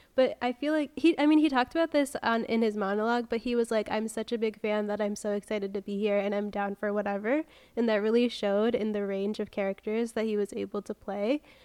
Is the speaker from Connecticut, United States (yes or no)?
yes; Connecticut, United States; moved away; I grew up in Connecticut